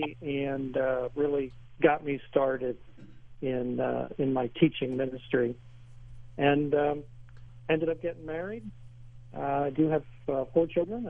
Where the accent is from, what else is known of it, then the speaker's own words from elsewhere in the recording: Philadelphia, Pennsylvania, United States; I'm originally from the Philadelphia area. I grew up in the Episcopal Church